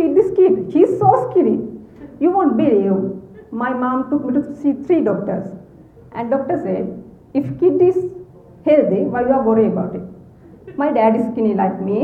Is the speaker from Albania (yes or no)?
no; Sri Lanka; moved away as an adult; now in Canada; I'm from Sri Lanka, and culture there is entirely different from Canada